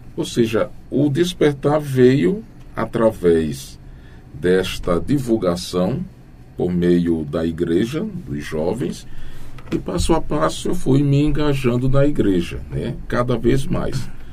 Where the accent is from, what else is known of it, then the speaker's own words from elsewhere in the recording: Camutanga, Pernambuco, Brazil; moved away as an adult; now in Itambé, Brazil; Pernambuco, bem aqui próximo, melhor dizendo, na cidade de Camutanga